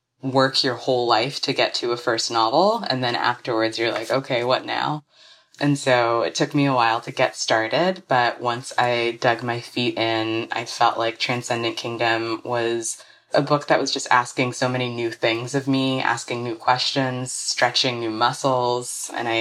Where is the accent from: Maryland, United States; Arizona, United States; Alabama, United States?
Alabama, United States; also born or lived in Ghana; I was born in Ghana, but I grew up mostly in Alabama.